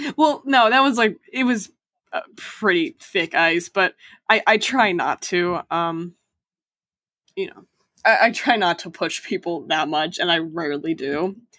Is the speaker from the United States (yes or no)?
yes; Boston, Massachusetts, United States; I'm from Boston